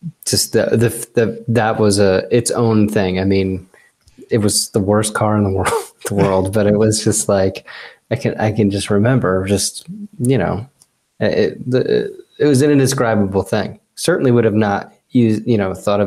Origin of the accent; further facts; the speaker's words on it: New Jersey, United States; I grew up in New Jersey.